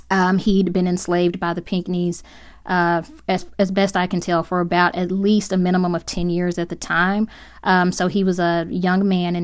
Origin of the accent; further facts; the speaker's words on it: Memphis, Tennessee, United States; being from the other side of the state, in West Tennessee, born and raised in Memphis.